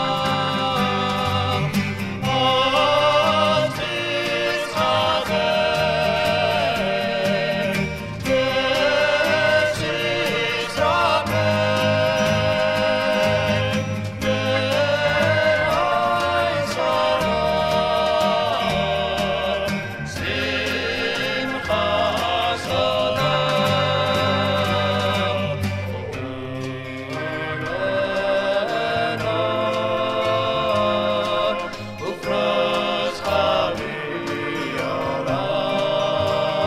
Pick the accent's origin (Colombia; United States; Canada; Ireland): United States; Scranton, Pennsylvania; moved away; my hometown of Scranton, Pennsylvania.